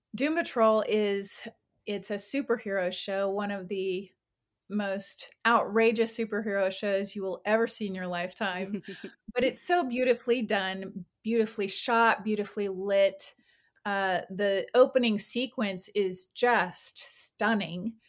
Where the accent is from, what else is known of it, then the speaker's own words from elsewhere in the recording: California, United States; now in Atlanta, United States; I moved from California a while back. I'm originally from there.